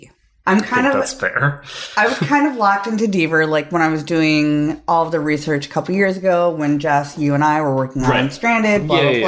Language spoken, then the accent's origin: English; Minnesota, United States; accent: Minnesotan; I'm from Minnesota.